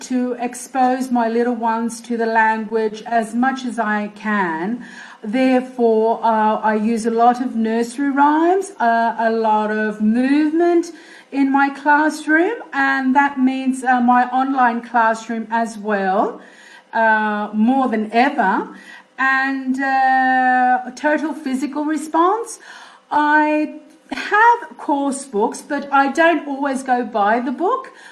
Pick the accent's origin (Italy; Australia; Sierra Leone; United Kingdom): Australia; I was brought up in Australia, and that has played a significant part in who I am today as a teacher, mainly.